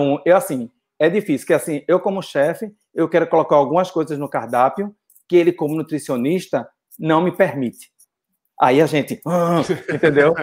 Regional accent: Brazil; moved away as an adult; Eu sei no Brasil, eu já montei casa no Brasil, já fiz outra coisa, trabalhei no Brasil

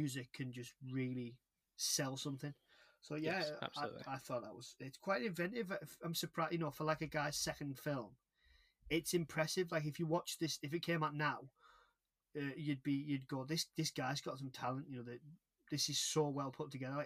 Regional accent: United Kingdom; we're British

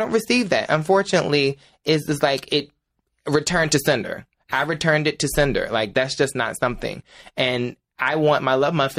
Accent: Ahoskie, North Carolina, United States; my hometown of Ahoskie.

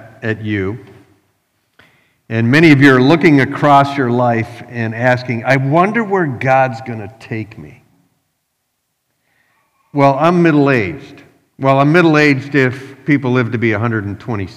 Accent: Canada; now in Philadelphia, United States; I live in Philadelphia, but I'm from Canada

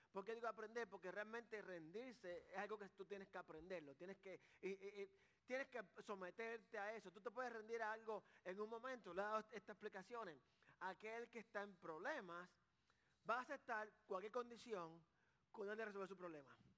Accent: Carolina, Puerto Rico; yo soy de Carolina

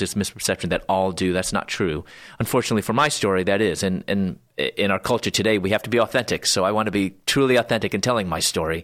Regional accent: Chicago, Illinois, United States; moved away as an adult; also born or lived in Louisville, Kentucky; I was born in Chicago area

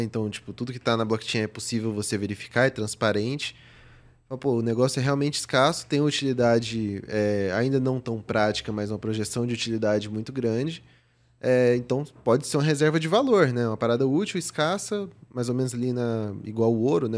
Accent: Goiânia, Goiás, Brazil; moved away as an adult; also born or lived in São Paulo; eu nasci em Goiânia, vivi lá meus 18 anos e vim para São Paulo fazer faculdade

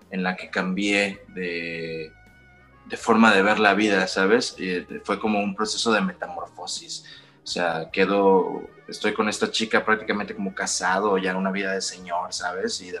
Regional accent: northern Mexico, Mexico; yo soy del norte de México. Y en el norte de México, pues tenemos fama de ser aferrados hasta la muerte

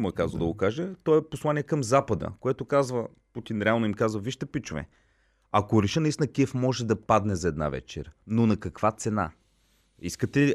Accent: Plovdiv, Plovdiv Province, Bulgaria; нито съм украинец, нито съм руснак. Аз съм плодивчанин.

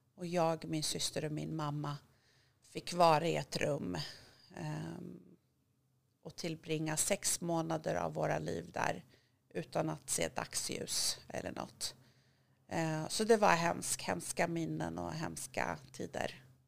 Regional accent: Hudiksvall, Gävleborg County, Sweden; Swedish is a second language; moved away; also born or lived in Iran / Rhodes, Greece / Thailand; jag är uppvuxen i en liten stad i Hälsingland som heter Hudiksvall, Glada Hudik

